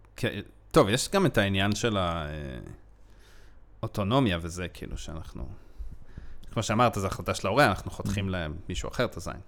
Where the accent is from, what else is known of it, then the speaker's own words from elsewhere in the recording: Israel; אני ישראלי